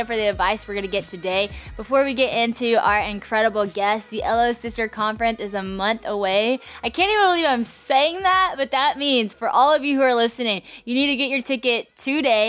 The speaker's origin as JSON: {"language": "English", "town": "Monroe", "region": "Louisiana", "country": "United States", "tie": "born or raised there", "said": "Monroe, Louisiana, right here where I'm from"}